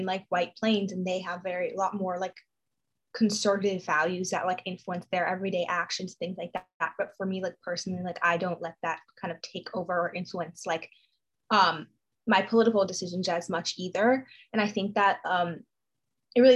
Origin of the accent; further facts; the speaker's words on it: New York, United States; I grew up in New York